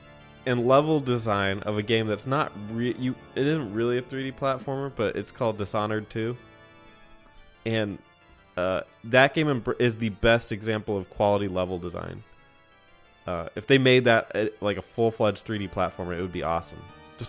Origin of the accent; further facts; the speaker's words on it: Arizona, United States; I'm from Arizona.